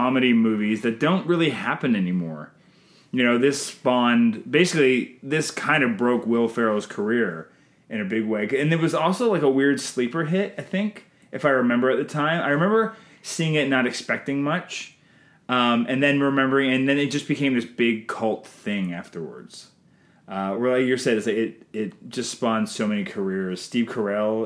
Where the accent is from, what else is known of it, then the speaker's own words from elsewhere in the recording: Canada; I'm Canadian filmmaker